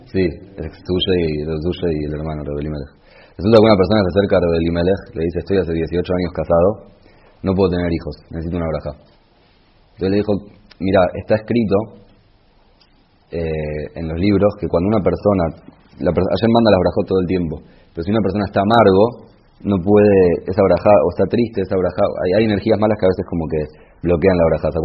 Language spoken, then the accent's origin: Spanish; Argentina; moved away; also born or lived in Israel; soy argentino